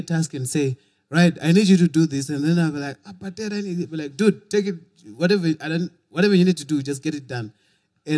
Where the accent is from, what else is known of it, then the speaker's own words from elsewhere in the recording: Bulawayo, Zimbabwe; also born or lived in Kwekwe; I was born in Kwekwe. Went to Bulawayo as a little youth.